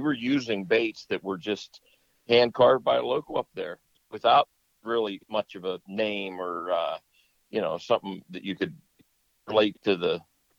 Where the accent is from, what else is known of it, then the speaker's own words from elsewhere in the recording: Pennsylvania, United States; we're from Pennsylvania